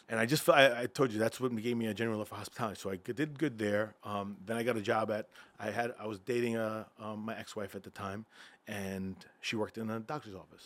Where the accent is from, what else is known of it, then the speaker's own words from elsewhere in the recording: Freeport, New York, United States; also born or lived in Bethpage, New York / Caribbean; I grew up in Freeport, Long Island